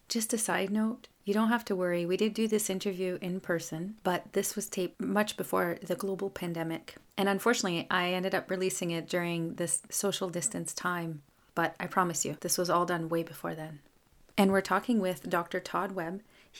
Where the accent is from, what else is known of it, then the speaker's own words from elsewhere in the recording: Canada; first language French; English is a second language; I'm a Francophone from Canada